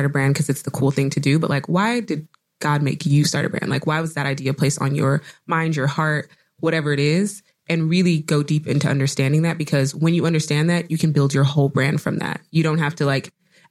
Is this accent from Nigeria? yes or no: yes; Nigeria; I'm Nigerian